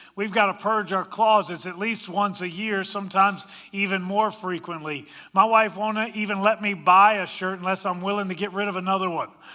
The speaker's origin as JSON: {"language": "English", "town": "Washington", "region": "District of Columbia", "country": "United States", "tie": "born or raised there", "also_born_or_lived": "Colorado", "moved": "yes", "said": "I grew up in the Washington, D C area, but I've also lived in Colorado."}